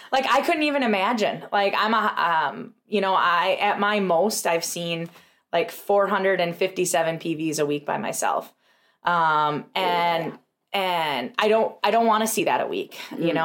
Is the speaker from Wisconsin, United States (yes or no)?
yes; Tomahawk, Wisconsin, United States; we had an amazing practice in Tomahawk, which was our first location, is my hometown